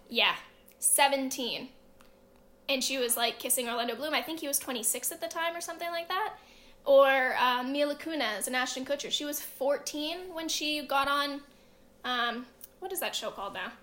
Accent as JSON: {"language": "English", "country": "Canada", "said": "I'm Canadian"}